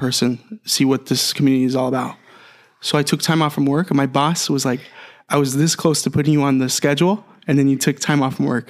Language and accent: English; Phoenix, Arizona, United States; moved away as an adult; growing up in Phoenix